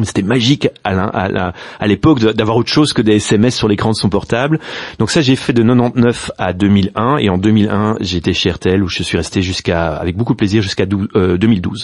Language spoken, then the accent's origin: French; Brussels, Brussels-Capital Region, Belgium; first language Dutch and French; Je suis bruxellois, néerlandophone. En fait, j'ai fait toutes mes études en néerlandais jusqu'à mes 18 ans